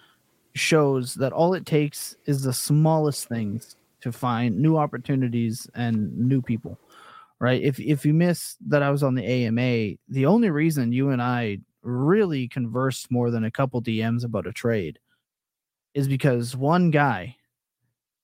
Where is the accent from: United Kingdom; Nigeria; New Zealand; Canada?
Canada; as a Canadian